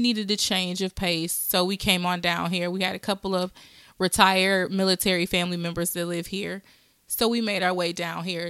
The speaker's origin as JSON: {"language": "English", "region": "Wisconsin", "country": "United States", "said": "I'm from Wisconsin"}